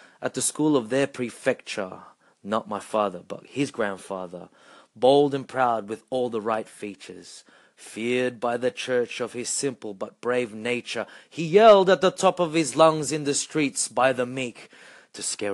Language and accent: English; Australia; being a Filipino Australian